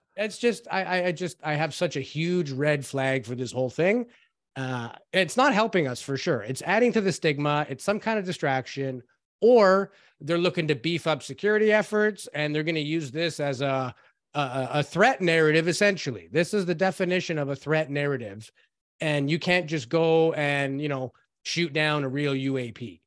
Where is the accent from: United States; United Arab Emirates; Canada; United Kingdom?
Canada; we're Canadian